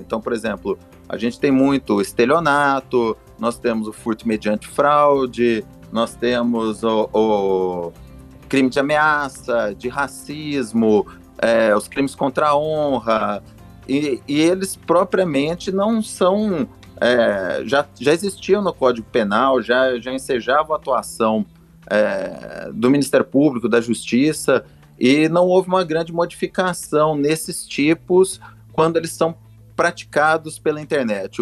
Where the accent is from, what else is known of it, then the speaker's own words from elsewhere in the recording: São Paulo, Brazil; now in Minas Gerais, Brazil; eu sou original do, do estado de São Paulo